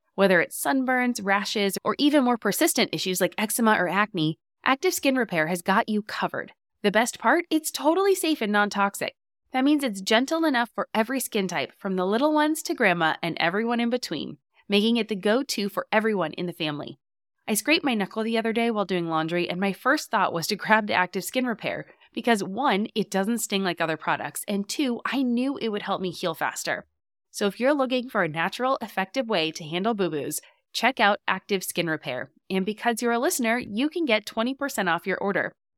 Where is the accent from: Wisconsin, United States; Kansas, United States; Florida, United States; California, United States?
California, United States; As a Californian